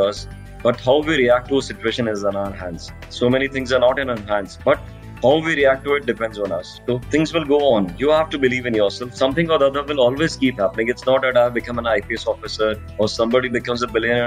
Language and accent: English; Jaipur, Rajasthan, India; moved away as an adult; also born or lived in Jodhpur / Middle East / Delhi / Begusarai, Bihar; I was born in Jodhpur, but I grew up in Jaipur.